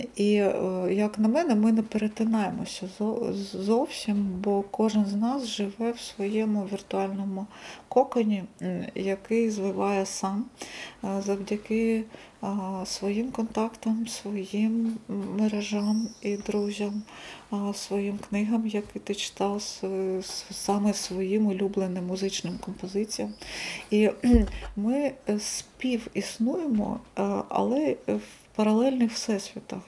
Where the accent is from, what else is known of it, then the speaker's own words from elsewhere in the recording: Kharkiv, Kharkiv Oblast, Ukraine; Харків це не просто місто, де я народилася